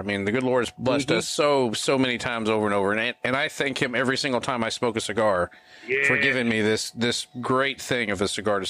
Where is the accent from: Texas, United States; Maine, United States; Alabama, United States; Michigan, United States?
Texas, United States; I'm from Texas.